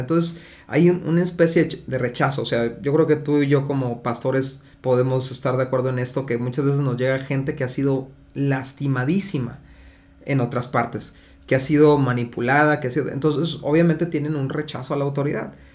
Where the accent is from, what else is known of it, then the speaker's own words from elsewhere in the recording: Mexico; porque somos mexicanos